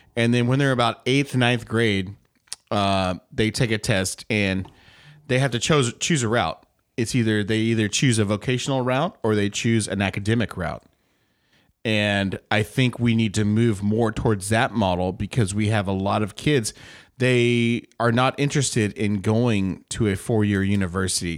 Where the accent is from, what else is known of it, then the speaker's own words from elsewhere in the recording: United States; I'm an American